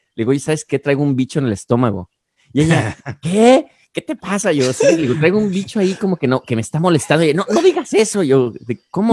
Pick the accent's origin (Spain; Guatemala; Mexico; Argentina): Mexico; moved away as an adult; also born or lived in Guadalajara; now in United States; para mí como mexicano y que soy muy alburero